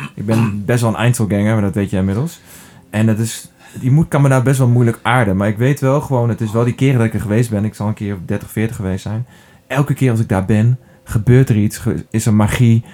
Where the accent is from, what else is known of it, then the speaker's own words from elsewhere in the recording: Drenthe, Netherlands; ben opgegroeid in Drenthe